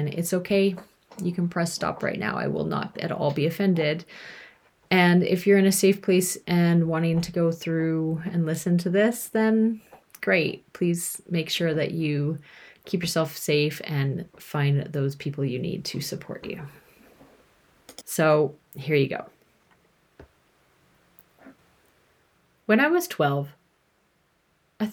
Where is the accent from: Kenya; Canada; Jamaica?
Canada; moved away as an adult; also born or lived in United Kingdom; I lived in the UK at the time, if you haven't figured that out, and I'm from Canada